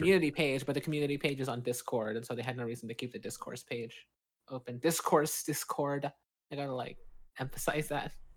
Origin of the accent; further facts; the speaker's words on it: California, United States; as a Californian